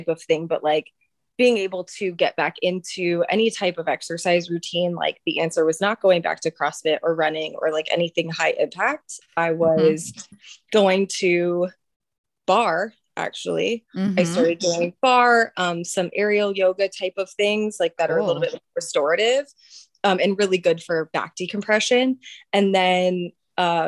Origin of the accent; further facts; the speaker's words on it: Atlanta, Georgia, United States; moved away as an adult; also born or lived in Richmond, Virginia; now in Charlottesville, United States; I am from Atlanta originally.